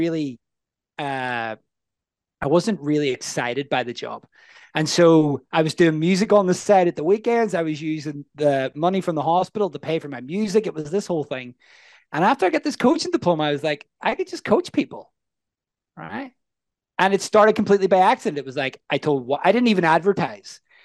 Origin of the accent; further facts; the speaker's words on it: Northern Ireland, United Kingdom; I'm from the north of Ireland or Northern Ireland. And what's really interesting and unique about that is I grew up, there was a war